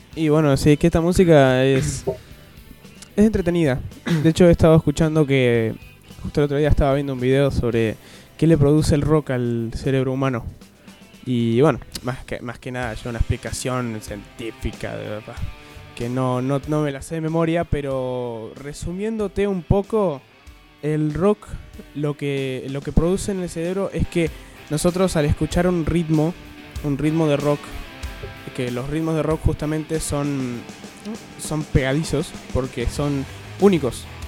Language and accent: Spanish; Argentina; como todo argentino